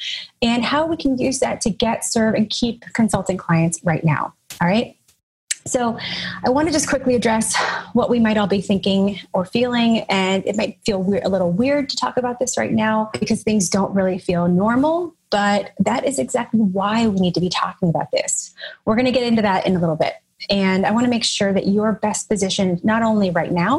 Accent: Nashville, Tennessee, United States; also born or lived in Chicago; now in Brooklyn, United States; I'm originally from Nashville, Tennessee, but now I live in Brooklyn, New York

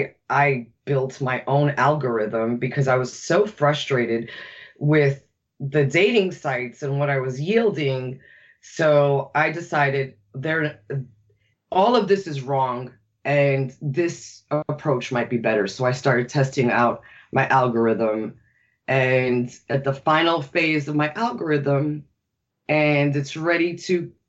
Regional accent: New York, United States; I'm born and raised in New York.

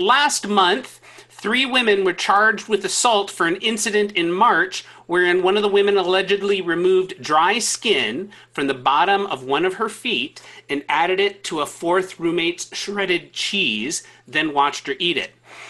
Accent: Minnesota, United States; I'm from Minnesota, and that took me a second.

